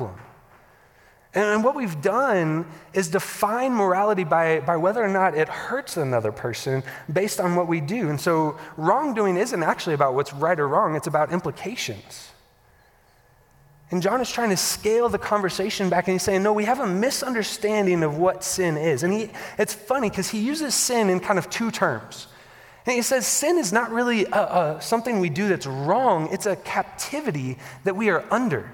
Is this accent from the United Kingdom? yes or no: no; the Bible Belt, Southern United States, United States; I grew up in the Bible Belt